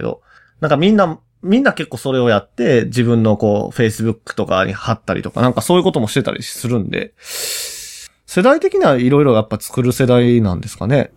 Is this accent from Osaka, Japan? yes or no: yes; Osaka, Japan; 僕ら大阪出身の幼馴染二人